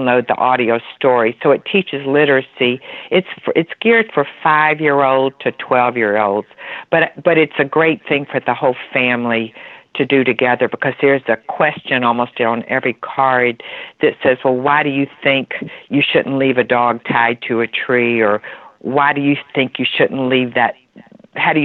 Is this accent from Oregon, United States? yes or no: no; Atlanta, Georgia, United States; We're from Atlanta, Georgia